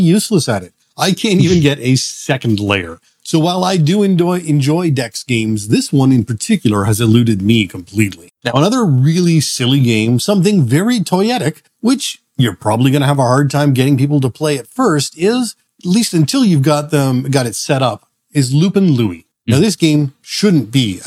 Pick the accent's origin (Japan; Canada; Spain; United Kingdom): Canada; being Canadian